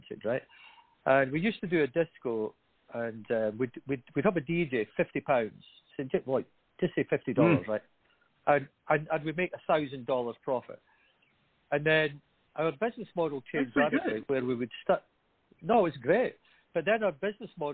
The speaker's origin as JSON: {"language": "English", "town": "Dundee", "region": "Scotland", "country": "United Kingdom", "tie": "born or raised there", "said": "I was going to move to Detroit when I was 16 because I couldn't get a job in Dundee"}